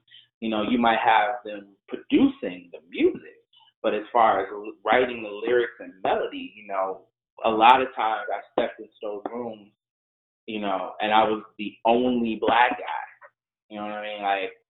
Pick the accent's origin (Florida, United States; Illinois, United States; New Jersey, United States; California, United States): Illinois, United States; Chicago; also born or lived in New York City, United States; now in Los Angeles, United States; I was born in Chicago, but I feel connected to New York. I spent a long time in New York.